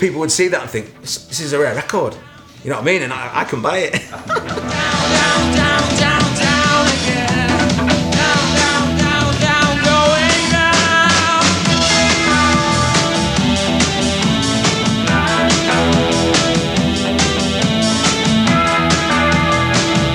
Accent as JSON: {"language": "English", "town": "Stockport", "region": "North West England", "country": "United Kingdom", "tie": "born or raised there", "said": "Growing up in Stockport, I was aware that Strawberry was in the town centre"}